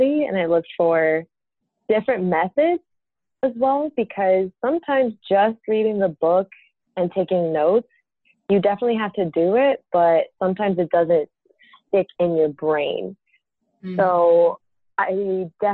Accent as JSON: {"language": "English", "town": "San Juan", "country": "Puerto Rico", "moved": "as an adult", "said": "I'm from San Juan, Puerto Rico"}